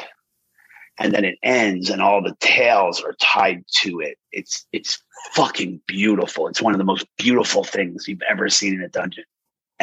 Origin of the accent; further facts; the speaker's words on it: Pennsylvania, United States; where I grew up in Pennsylvania